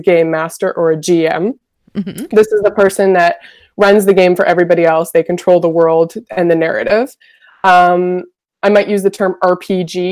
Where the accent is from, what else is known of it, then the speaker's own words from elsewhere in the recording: Vancouver, British Columbia, Canada; I'm from Vancouver, Canada